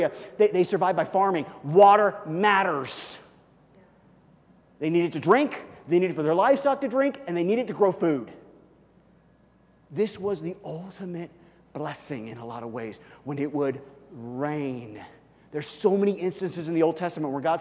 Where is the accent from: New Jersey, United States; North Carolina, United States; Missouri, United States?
Missouri, United States; Kansas City; moved away; also born or lived in Colorado; I grew up in Kansas City. I grew up in Missouri.